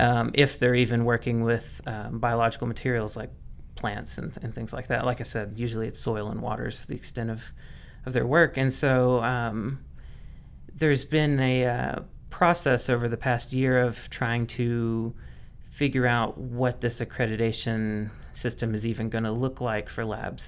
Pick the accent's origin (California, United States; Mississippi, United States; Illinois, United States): Mississippi, United States; moved away as an adult; now in Oregon, United States; I'm originally from Mississippi